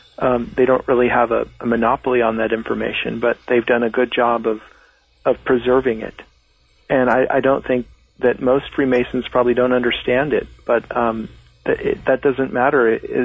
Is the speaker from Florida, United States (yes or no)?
no; Laguna Beach, California, United States; born there; I was born in Laguna Beach, California, which is at 33 degrees 30 minutes north.